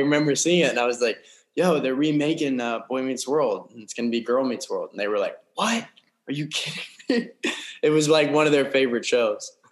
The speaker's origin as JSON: {"language": "English", "town": "Las Vegas", "region": "Nevada", "country": "United States", "tie": "born or raised there", "said": "grew up in uh, Las Vegas, Nevada"}